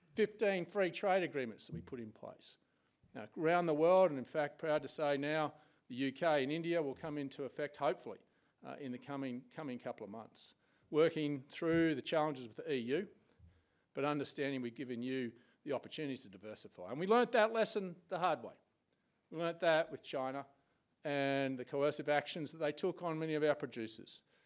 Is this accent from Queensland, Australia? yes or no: yes; Queensland, Australia; I'm a Queenslander.